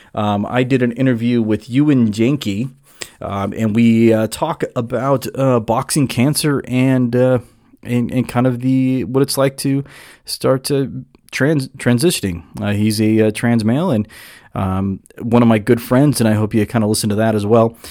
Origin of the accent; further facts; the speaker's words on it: Southern California, United States; I grew up in Southern California.